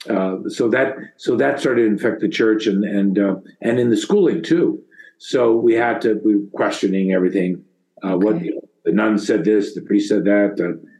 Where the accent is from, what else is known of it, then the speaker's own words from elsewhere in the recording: St. Helena, California, United States; I was born and initially raised in St. Helena, California